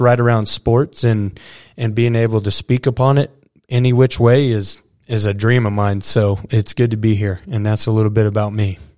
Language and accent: English; Dumas, Texas, United States; also born or lived in Stratford, Texas; growing up around the Dumas Demon roots and uh, graduating really close in this 806 area at, uh, you know, Stratford